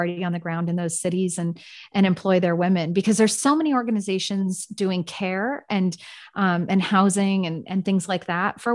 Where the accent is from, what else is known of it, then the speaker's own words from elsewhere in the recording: San Francisco, California, United States; now in Austin, United States; I'm from San Francisco.